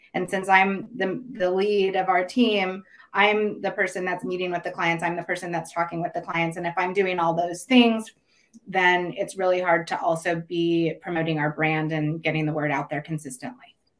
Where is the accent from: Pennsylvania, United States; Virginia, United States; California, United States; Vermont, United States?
California, United States; Ukiah; also born or lived in Santa Cruz, California; I currently live in Santa Cruz, but I grew up in mm-hmm. uh, Ukiah, which is a little town about 100 miles north of San Francisco. California native, born and raised